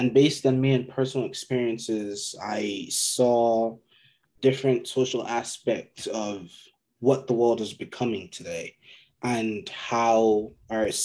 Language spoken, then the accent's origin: English; Nigeria; moved away; also born or lived in Georgia, United States; I am Nigerian.